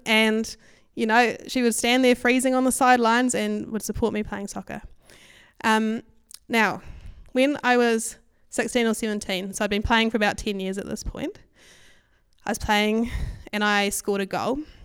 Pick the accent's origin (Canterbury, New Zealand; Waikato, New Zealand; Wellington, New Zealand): Waikato, New Zealand; Hamilton; I grew up in Hamilton